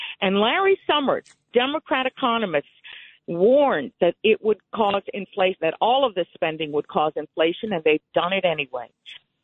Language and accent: English; Cuba; now in Connecticut, United States; I was born in Cuba. I escaped communism with my family. We came here for freedom and opportunity.